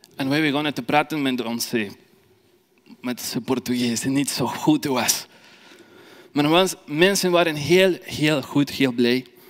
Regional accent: Ecuador; first language Spanish; Dutch is a second language; moved away as an adult; now in Belgium; Ik kom uit Ecuador. Ik ben in België al vier jaar

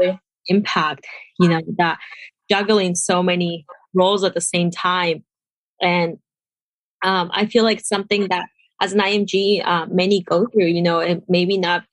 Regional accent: Peru; moved away as an adult; now in United States; I'm personally from Peru

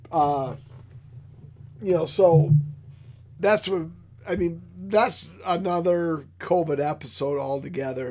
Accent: Michigan, United States; I am from Michigan

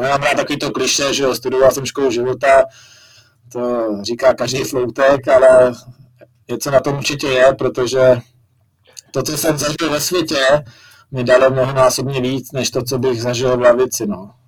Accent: Jablonec nad Nisou, Liberec Region, Czechia; jsem vyrůstal v Jablonci, tak, nebo jsem se tam i narodil

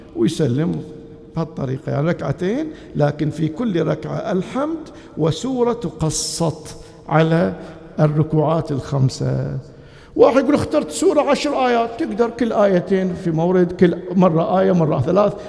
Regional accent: Bahrain; بلدنا البحرين

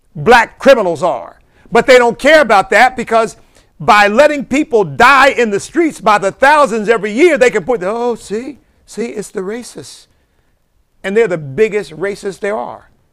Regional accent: Chester, Pennsylvania, United States; my hometown of Chester, Pennsylvania

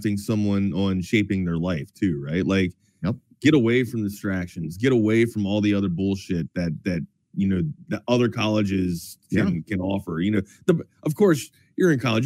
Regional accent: Brunswick, Maryland, United States; I come from a town called Brunswick, right? It's a suburb of Baltimore

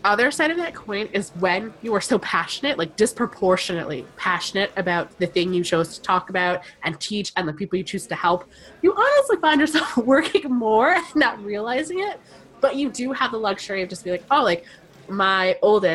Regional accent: Rhode Island, United States; I am from Rhode Island, which is a small state in the U.S.

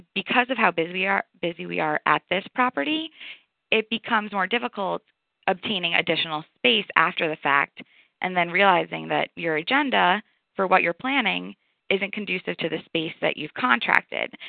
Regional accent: New York, United States; moved away as an adult; now in Atlanta, United States; I am from New York.

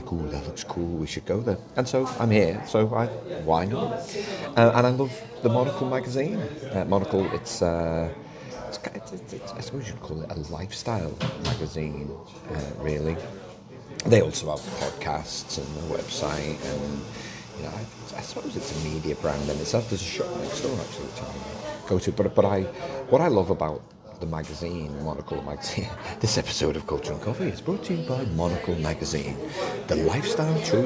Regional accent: England, United Kingdom; as an Englishman myself

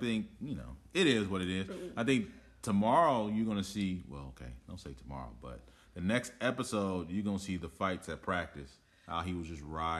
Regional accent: Oakland, California, United States; people that were born and raised in Oakland, like I was

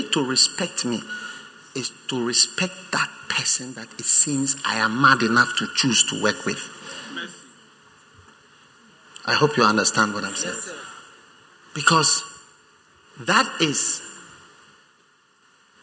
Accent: Ghana; I'm a Ghanaian.

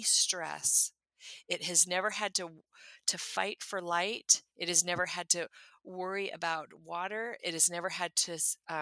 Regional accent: California, United States; moved away as an adult; also born or lived in Minnesota; now in Tennessee, United States; I'm from California

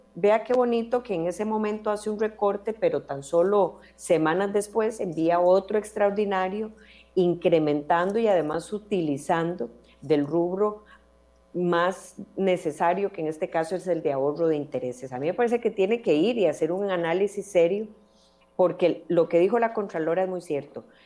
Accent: Costa Rica; como costarricenses

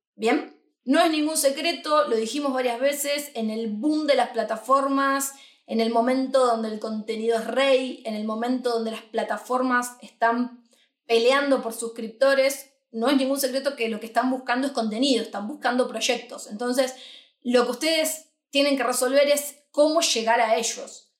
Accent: Argentina; moved away as an adult; now in Madrid, Spain; nosotros somos de Argentina, hace un año que estamos instalados aquí en Madrid

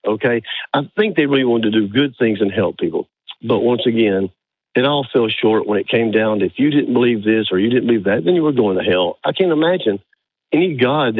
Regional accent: Birmingham, Alabama, United States; I'm in Northwest Alabama, but I grew up in Birmingham

